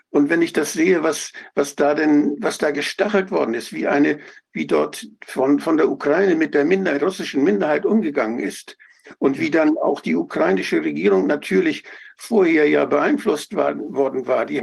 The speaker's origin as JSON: {"language": "German", "region": "Schleswig-Holstein", "country": "Germany", "said": "Ich komme ja aus einer, aus Norddeutschland, ganz an der dänischen Grenze."}